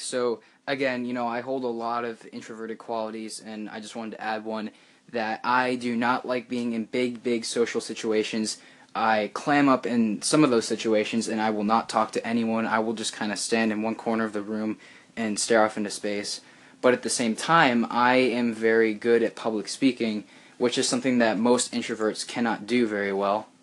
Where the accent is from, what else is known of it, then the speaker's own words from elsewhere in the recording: United States; first language English; I am an, uh, a native born American, so English is my first language